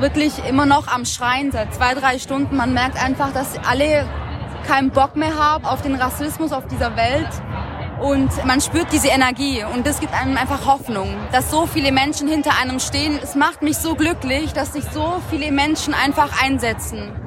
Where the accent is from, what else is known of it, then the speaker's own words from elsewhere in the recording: Southern Germany, Germany; in meiner Heimatstadt, das ist in Süddeutschland